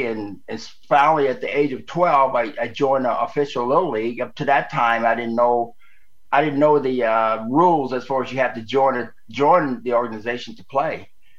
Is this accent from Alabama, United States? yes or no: yes; Alabama, United States; moved away; also born or lived in California; I'm from Alabama area.